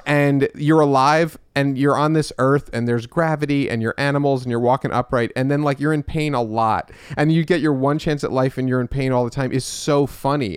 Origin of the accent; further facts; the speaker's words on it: Westchester, New York, United States; I was born in the city, um, but then we moved to Westchester with all the, uh, Jews.